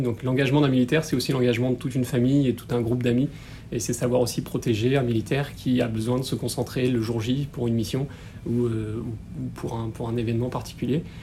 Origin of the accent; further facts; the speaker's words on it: Toulon, Provence-Alpes-Côte d'Azur, France; moved away as an adult; je suis né à Toulon et j'y ai grandi jusqu'à mes 18 ans